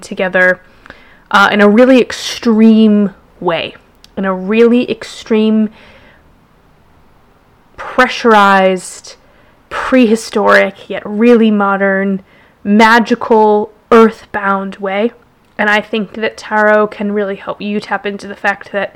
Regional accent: Jackson, Wyoming, United States; moved away as an adult; now in London, United Kingdom; I was born in Jackson, Wyoming

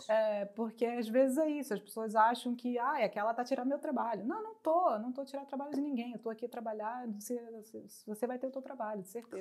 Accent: Brazil; moved away as an adult; now in Portugal; Como brasileira

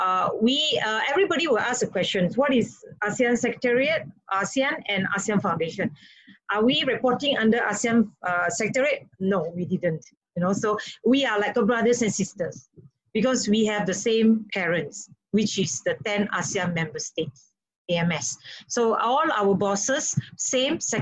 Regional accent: Malaysia; now in Indonesia; being a Malaysian, and also very close to Singapore

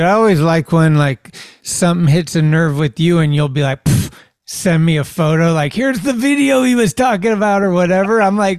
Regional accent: Northern California, United States; me growing up in Northern California

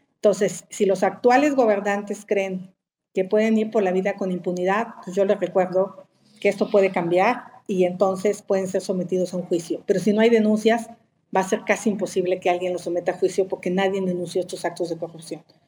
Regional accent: Hidalgo, Mexico; now in Mexico City, Mexico; Nací en Hidalgo

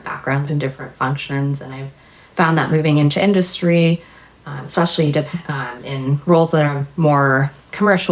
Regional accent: Maryland, United States; I grew up in Maryland

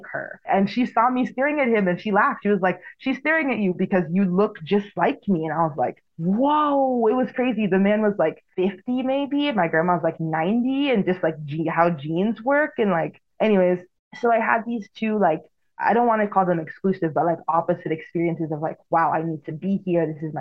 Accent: Florence, South Carolina, United States; first language Igbo; English is a second language; moved away as an adult; also born or lived in Columbia, South Carolina; I grew up in Florence, South Carolina. Like, that's where I grew up. If I had to point to where I was born, it's a hospital in Columbia, South Carolina

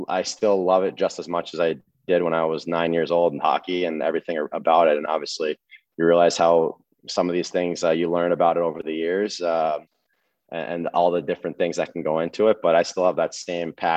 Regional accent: New Jersey, United States; I'm from New Jersey

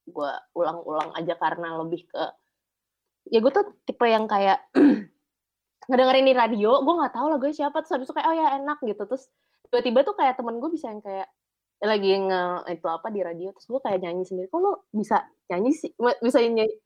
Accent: Cibubur, Indonesia; Gue anak Cibubur soalnya.

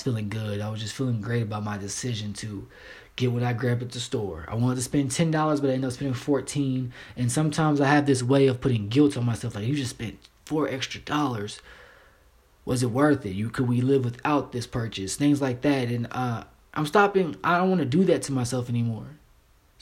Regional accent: Kentucky, United States; I'm from the South. I'm from Kentucky

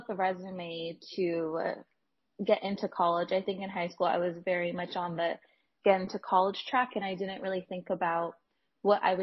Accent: Los Angeles, California, United States; moved away as an adult; also born or lived in Houston, Texas; I'm originally from Los Angeles, California, and so my school list mainly focused on staying close to home

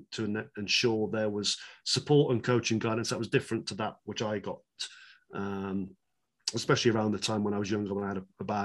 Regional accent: England, United Kingdom; moved away; I'm from England, right? I mean, there's not a snow hill within, hundreds of miles. I as a British person

